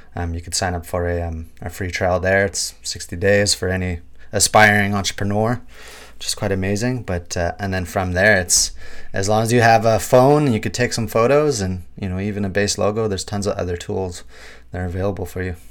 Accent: Kitigan Zibi Anishinabeg, Quebec, Canada; now in Vancouver, Canada; Algonquin and Anishinaabe from Kitaganzibia, Nishirbeg

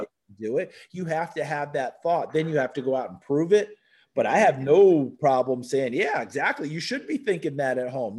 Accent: New Paltz, New York, United States; moved away as an adult; also born or lived in Tennessee; I love my hometown, New Paltz, New York. I wouldn't change a thing about growing up there

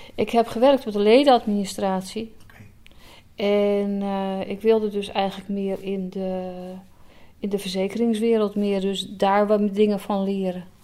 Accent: Alkmaar, North Holland, Netherlands; also born or lived in Enkhuizen / Schermerhorn; geboren en getogen in Alkmaar

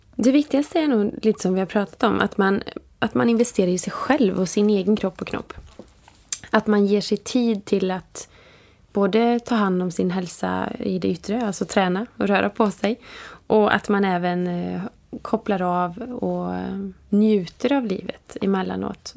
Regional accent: Vara, Västra Götaland, Sweden; jag är från Vara och det är en liten

